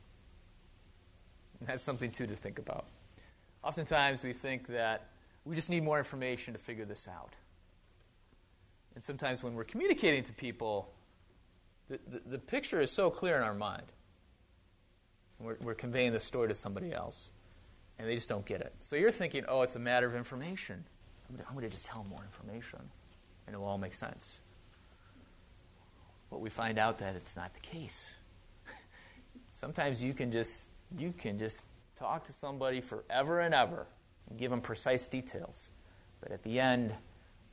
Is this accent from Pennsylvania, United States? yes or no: no; Wisconsin, United States; moved away; I grew up in Wisconsin. Yeah, if I still have the accent, it's, yeah, don't be fooled. I do drink out of bubblers, yep. I drink pop, not soda.